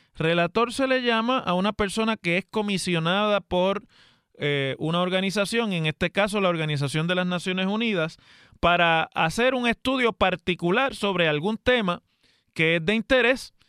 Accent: Puerto Rico; los puertorriqueños somos ciudadanos de los Estados Unidos

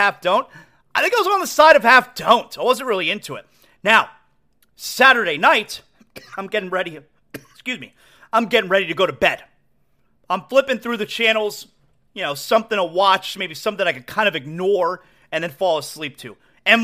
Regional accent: Aventura, Florida, United States; I grew up in Aventura

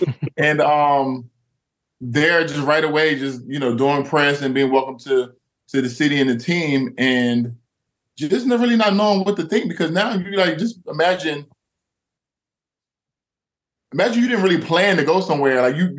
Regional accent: New Jersey, United States; I'm from Jersey

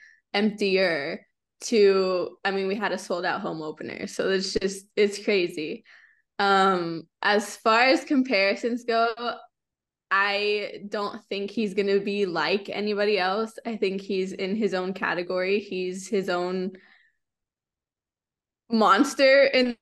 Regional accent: the Valley, Texas, United States; also born or lived in San Antonio; I grew up in the Valley

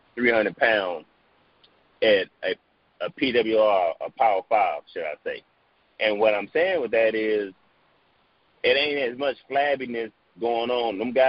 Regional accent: the South, United States; So, I'm from the South. I grew up on soul food

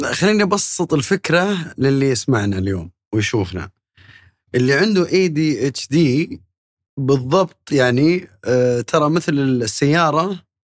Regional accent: Saudi Arabia; عندنا في السعوديه

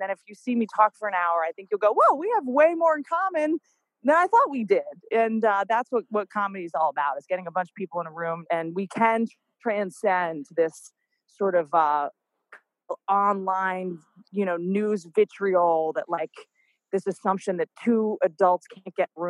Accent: Texas, United States; but I'm actually from Texas. My mom is from a place called Sherman, Texas, and I grew up going to Six Flags and shoplifting from the Piggly Wiggly.

